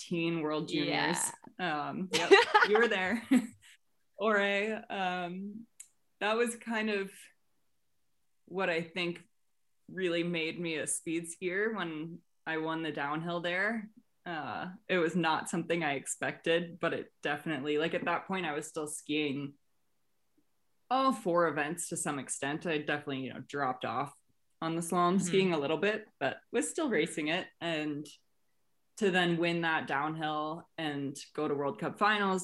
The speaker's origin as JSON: {"language": "English", "region": "Massachusetts", "country": "United States", "said": "I'm from Massachusetts"}